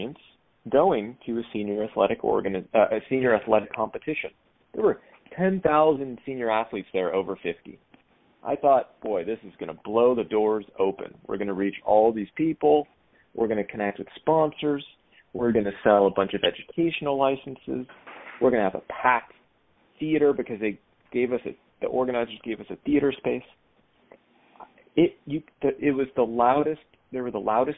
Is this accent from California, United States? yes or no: yes; Sacramento, California, United States; moved away; when I lived in Sacramento, my hometown